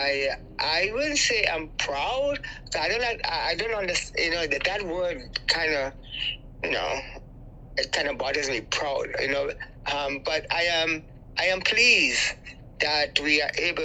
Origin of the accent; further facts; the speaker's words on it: Trinidad & Tobago; now in Toronto, Canada; I'm from Trinidad and Tobago